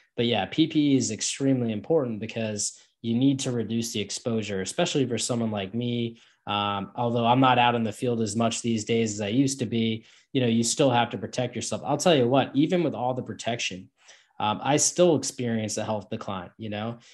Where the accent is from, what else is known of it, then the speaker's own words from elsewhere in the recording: Northeast United States, New York area, United States; I'm from the Northeast in the United States, uh, the New York area